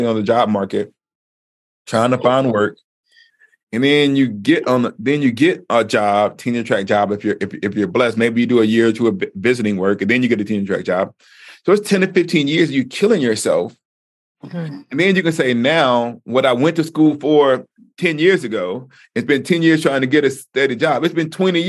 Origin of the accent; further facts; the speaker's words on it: the American South, United States; moved away; I grew up in the Black church. And like I said, in the African-American, Black Southern African-American context